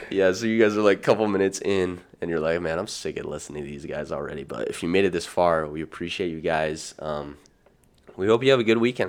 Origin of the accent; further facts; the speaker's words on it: Utah, United States; we're both from Utah